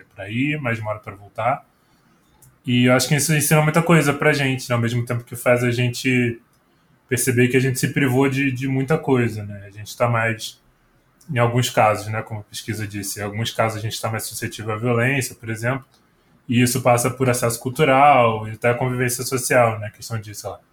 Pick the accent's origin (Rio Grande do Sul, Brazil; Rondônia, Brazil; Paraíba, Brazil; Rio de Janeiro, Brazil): Rio de Janeiro, Brazil; moved away as an adult; now in São Paulo, Brazil; a região que eu, que eu cresci, né, lá no Rio, morava ali na região da Penha, era um bairro chamado Braz de Pina